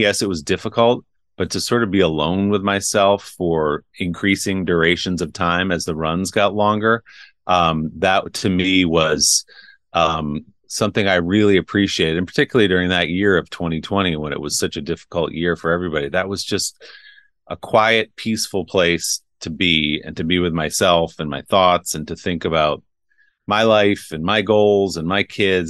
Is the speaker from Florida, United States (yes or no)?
no; New Jersey, United States; now in New York, United States; I grew up in New Jersey